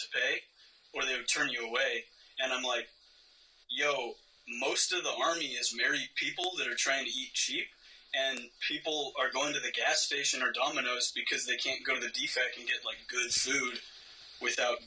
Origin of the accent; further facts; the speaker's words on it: Eastern Washington, United States; moved away as an adult; I'm from Eastern Washington, rural part of the country